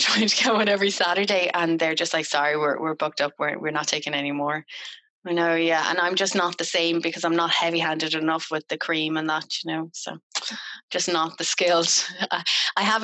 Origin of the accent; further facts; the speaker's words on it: Ireland; I'm Irish